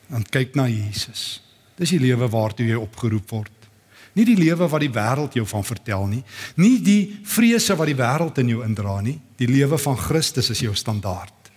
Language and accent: Afrikaans; South Africa; as Afrikaners